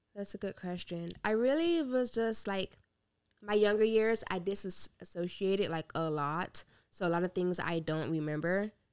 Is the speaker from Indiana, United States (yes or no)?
yes; Gary, Indiana, United States; moved away as an adult; also born or lived in Hammond, Indiana; now in Indianapolis, United States; I'm originally from Gary and then moved up to Indy. I've been in Indy for six years, I think.